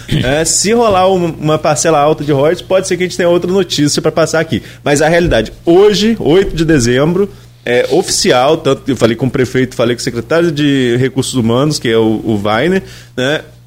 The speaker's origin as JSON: {"language": "Portuguese", "town": "São João da Barra", "region": "Rio de Janeiro", "country": "Brazil", "said": "eu sou servidor público também, lá na minha cidade, em São João da Barra"}